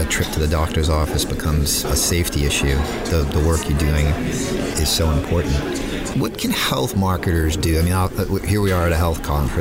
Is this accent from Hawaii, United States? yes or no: no; Boston, Massachusetts, United States; live from the floor of DTC National in Boston, my hometown.